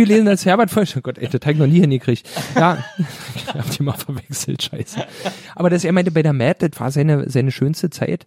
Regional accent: Berlin, Germany; ich bin aus Pankow

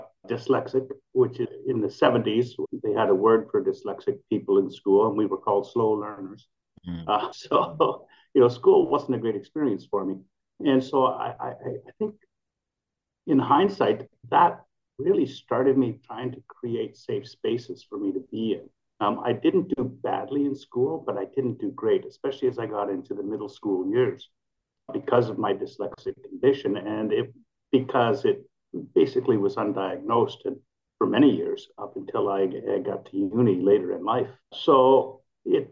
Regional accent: Manitoba, Canada; moved away; in Canada, where I grew up in Manitoba

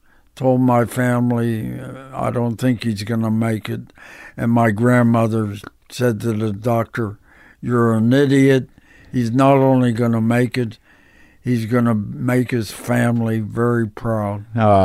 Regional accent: Pittsburgh, Pennsylvania, United States; I'm from Pittsburgh.

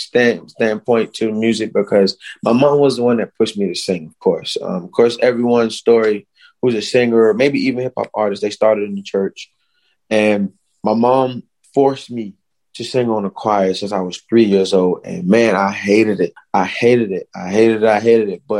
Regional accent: Hemingway, South Carolina, United States; my school in Hemingway, growing up in Hemingway

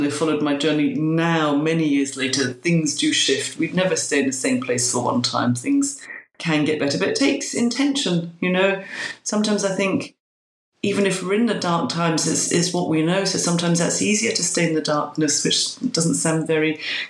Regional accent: London, United Kingdom; now in Glasgow, United Kingdom; I'm a Londoner living in Glasgow

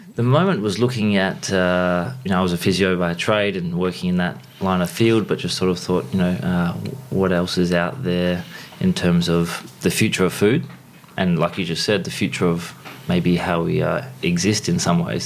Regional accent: Harvey, Western Australia, Australia; Grew up uh, in southwest of WA, so down sort of on the, on the trajectory towards Margaret River is a town called Harvey, so a small country town

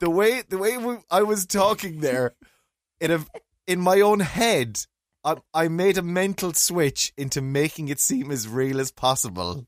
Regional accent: County Mayo, Connacht, Ireland; I'm from Mayo.

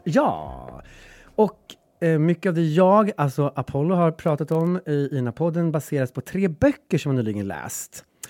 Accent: Gräsmark, Värmland, Sweden; now in Stockholm, Sweden; Gräsmark, där jag kommer ifrån

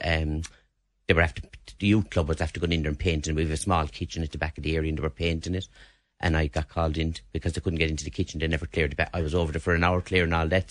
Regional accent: Limerick, Munster, Ireland; I was born and reared in St Mary's Park

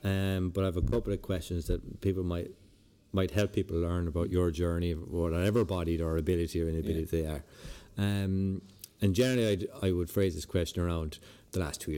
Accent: Lahinch, Munster, Ireland; growing up in Lahinch

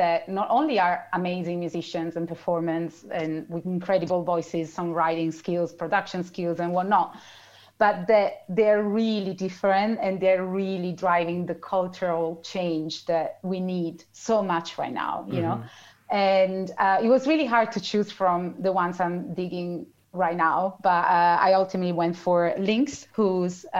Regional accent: Italy; moved away as an adult; now in London, United Kingdom; I grew up with radio in Italy and still here

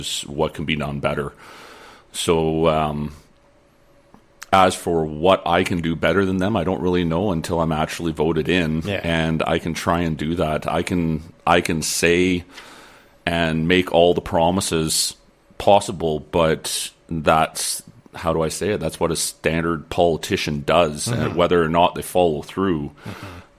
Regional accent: Lower Mainland, British Columbia, Canada; now in Peace River region, Canada; I was originally from the Lower Mainland. I grew up there, and I grew up in 4-H

